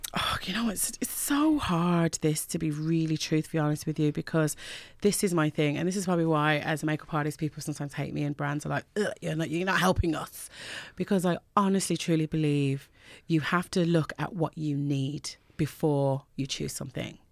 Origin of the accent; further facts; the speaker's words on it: Birmingham, West Midlands, United Kingdom; moved away as an adult; also born or lived in Jamaica; now in Ireland; from Birmingham, living in Ireland.